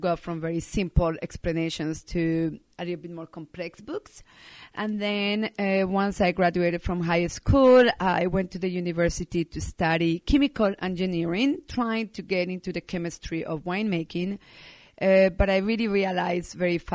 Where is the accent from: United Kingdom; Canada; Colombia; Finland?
Colombia; Medellín, Antioquia; also born or lived in Bordeaux, France; now in Sonoma County, United States; I was born and raised in Medellin, Colombia